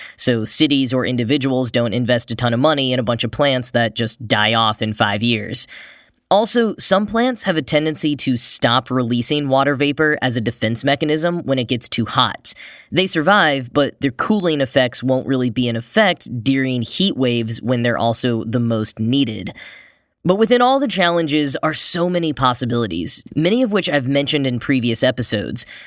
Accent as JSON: {"language": "English", "region": "Texas", "country": "United States", "tie": "born or raised there", "moved": "yes", "said": "growing up in Texas"}